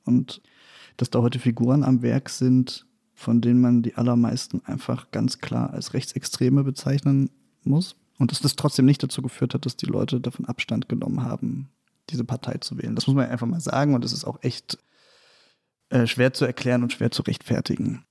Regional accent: Meissen, Saxony, Germany; born or raised there; now in Leipzig, Germany

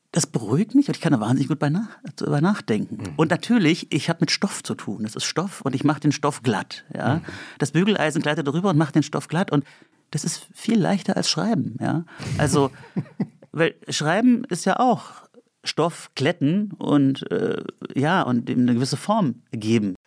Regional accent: Andernach, Rhineland-Palatinate, Germany; also born or lived in Bonn; now in Berlin, Germany; Im, in Andernach bin ich aufgewachsen und in Bonn

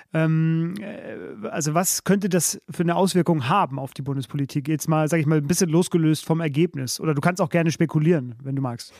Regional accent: Bavaria, Germany; Ich komme eigentlich aus Bayern, war aber wegen der Familie häufig als Kind im Ruhrgebiet

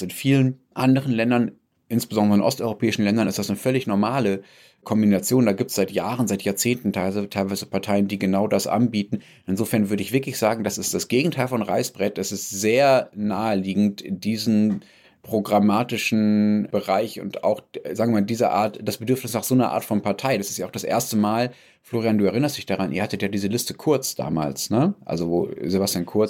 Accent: Germany; als Deutscher

